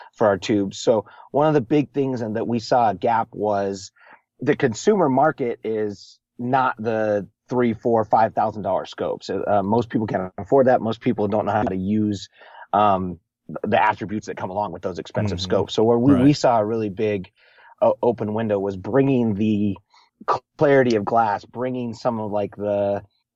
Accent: Montana, United States; I grew up in Montana in the winters.

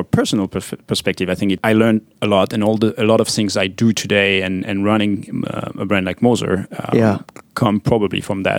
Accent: French-speaking Switzerland, Switzerland; English is a second language; I grew up on the French side, but I studied part of my studies in engineering on the German side, so I could speak both languages.

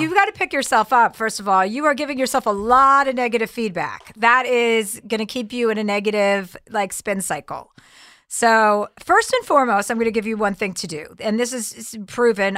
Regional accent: New Jersey, United States; accent: tri-state; I'm from New Jersey

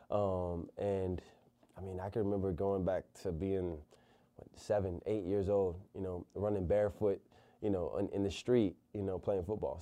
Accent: Convent, Louisiana, United States; coming up in, um, Louisiana, small country town, Convent, Louisiana

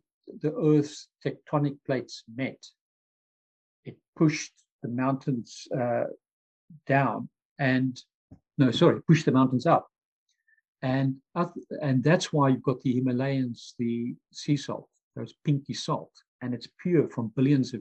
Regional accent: Pretoria, Gauteng, South Africa; moved away as an adult; also born or lived in London, United Kingdom; now in Dublin, Ireland; I'm originally from Pretoria, South Africa, the heart of apartheid, moved to London, UK, age 25, spent about 21 years there, but I'm now in Dublin, Ireland.

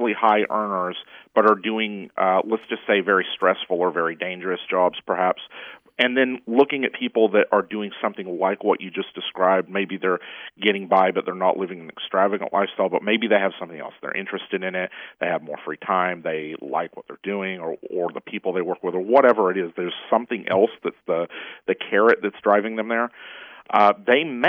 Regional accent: Cleveland, Tennessee, United States; now in Los Angeles, United States; the town that I grew up with in Cleveland, Tennessee

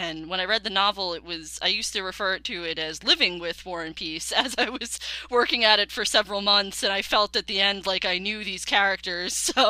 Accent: New York, United States; I'm from New York.

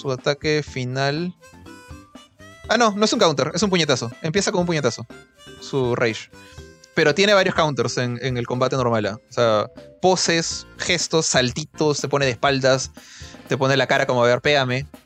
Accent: Philippines; yo sí, yo soy filipina, me había olvidado, ya, yo soy filipina.

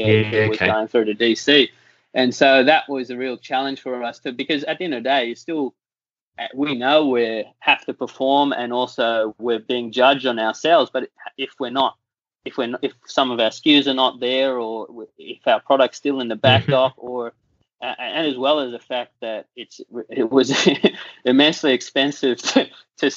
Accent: Australia; also born or lived in United States; as an Australian

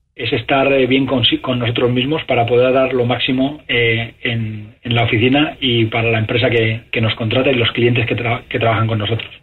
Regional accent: Spain; moved away as an adult; now in United States; mi país natal, España

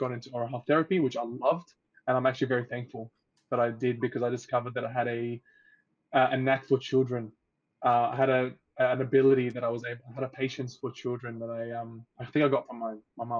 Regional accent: Australia; also born or lived in Egypt; I moved to Australia when I was 6 years old

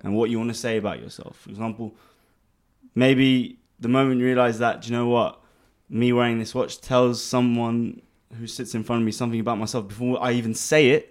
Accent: London, United Kingdom; moved away as an adult; now in Dubai, United Arab Emirates; born and raised in London, um, to, um, Armenian parents. Grew up there most of my life until about three years ago when I moved to Dubai.

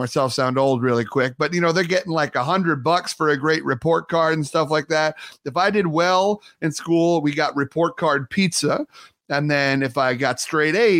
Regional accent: Long Island, New York, United States; growing up on Long Island.

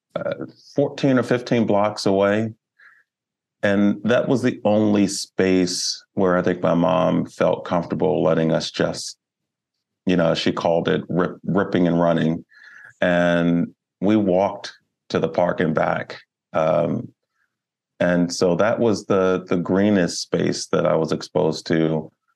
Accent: Baltimore, Maryland, United States; I am a Baltimore native. Um, I was born in Baltimore.

